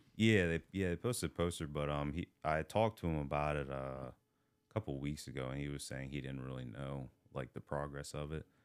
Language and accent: English; Hagerstown, Maryland, United States; also born or lived in Baltimore; I grew up in Hagerstown. Um, I grew up also in Baltimore, like, here and there